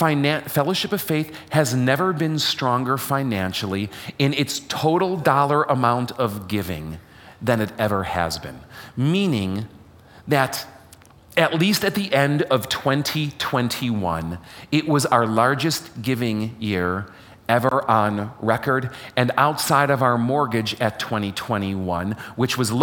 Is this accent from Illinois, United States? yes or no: yes; Chicago, Illinois, United States; moved away; I am from Chicago, even though I don't live in Chicago now.